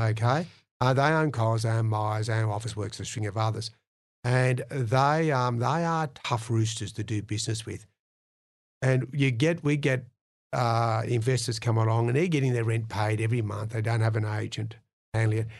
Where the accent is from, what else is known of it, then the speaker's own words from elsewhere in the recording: Penrith, New South Wales, Australia; I came from Penrith